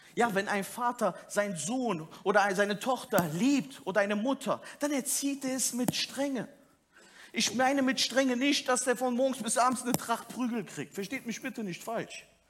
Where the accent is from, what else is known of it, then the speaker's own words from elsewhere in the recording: Turkey; als Türke